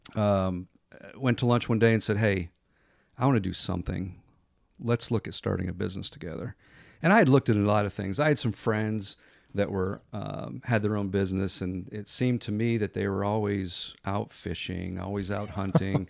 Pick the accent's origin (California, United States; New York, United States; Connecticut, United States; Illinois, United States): Connecticut, United States; moved away as an adult; now in Pensacola, United States; I grew up in Connecticut, came down here to go to college